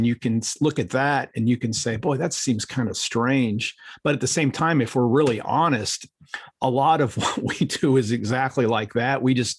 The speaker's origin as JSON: {"language": "English", "town": "Akron", "region": "Ohio", "country": "United States", "tie": "born or raised there", "moved": "yes", "said": "I grew up in Ohio"}